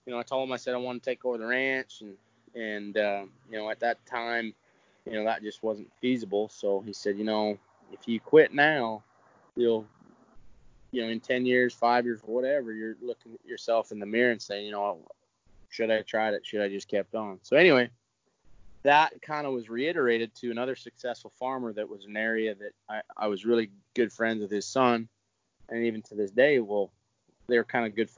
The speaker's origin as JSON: {"language": "English", "town": "Edmonton", "region": "Alberta", "country": "Canada", "tie": "born or raised there", "said": "my hometown, you know, per se, the team that I grew up watching and cheering for as a kid"}